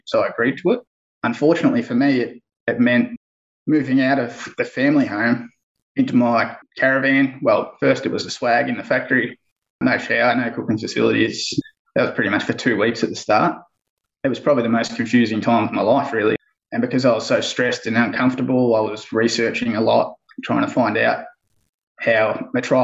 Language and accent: English; Bendigo, Victoria, Australia; I'm from Bendigo, Central Victoria.